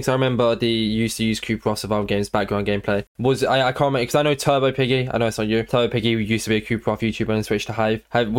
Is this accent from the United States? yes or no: no; United Kingdom; Because we're both British, so we talk all the time.